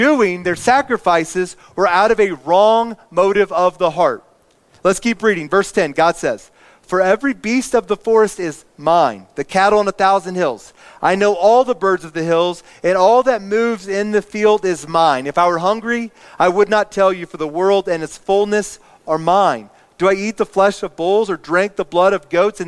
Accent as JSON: {"language": "English", "region": "Indiana", "country": "United States", "tie": "born or raised there", "said": "I grew up in Indiana"}